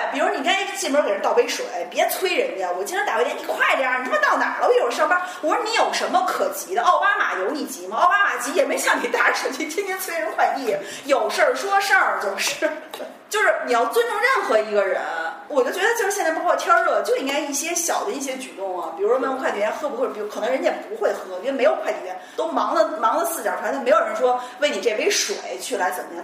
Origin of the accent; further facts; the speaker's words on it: China; 咱们都是中国人